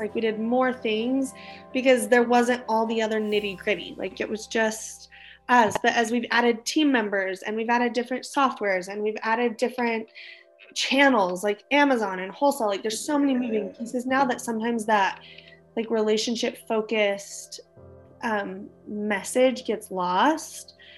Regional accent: Utah, United States; also born or lived in Hawaii; we're from Utah. We moved back to Utah after my husband graduated

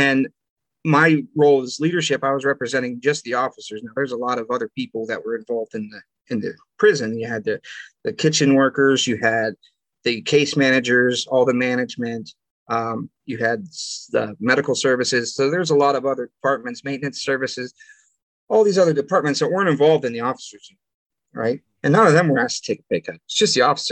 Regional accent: Clearfield, United States; my hometown of Clearfield

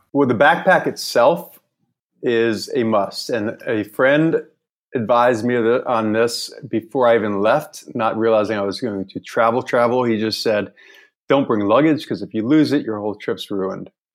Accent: Northern Virginia, United States; moved away as an adult; also born or lived in Charleston, South Carolina / Greenville, North Carolina / New York City; now in Hanoi, Vietnam; I grew up in Northern Virginia, outside of DC.

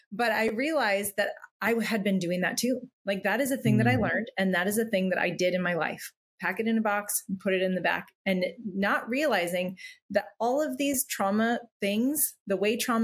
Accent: Midwest, United States; now in California, United States; I grew up in the Midwest

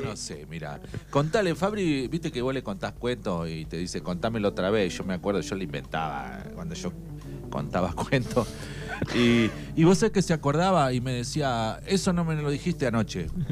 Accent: Argentina; así como argentinos

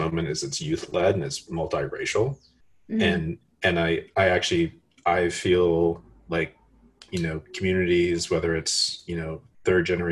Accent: Texas, United States; I'm from Texas

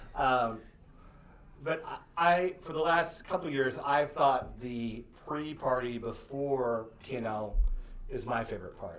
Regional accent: Nebraska, United States; now in Lexington, United States; I'm from Nebraska

